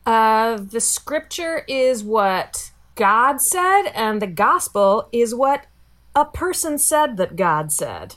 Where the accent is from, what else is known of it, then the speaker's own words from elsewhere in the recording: Virginia, United States; I grew grew up in Virginia.